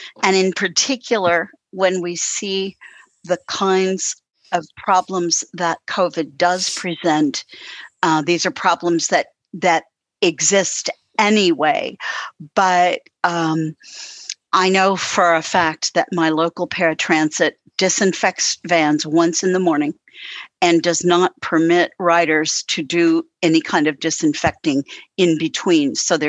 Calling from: Louisville, Kentucky, United States; I'm in Louisville, Kentucky.

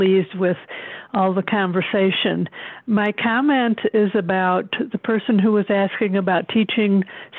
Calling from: Fort Collins, Colorado, United States; I'm calling from Fort Collins, Colorado.

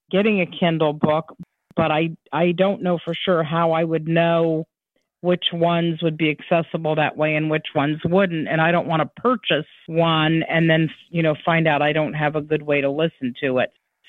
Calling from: Ohio, United States; Ohio. I'm in Ohio.

